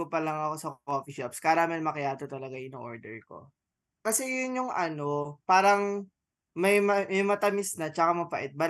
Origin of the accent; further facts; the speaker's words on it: Rizal, Calabarzon, Philippines; dito lalo sa amin sa Rizal.